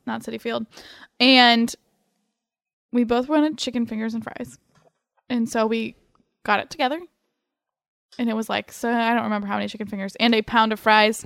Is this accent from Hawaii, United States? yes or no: no; Ohio, United States; now in New York, United States; I grew up in Ohio